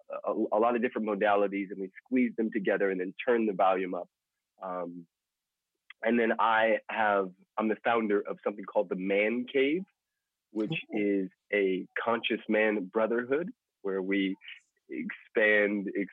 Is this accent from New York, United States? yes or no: no; Los Angeles, California, United States; In Los Angeles, California.